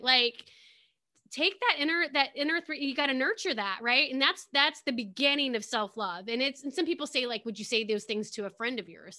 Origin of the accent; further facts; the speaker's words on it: Pekin, Illinois, United States; I grew up in a town called Pekin, Illinois.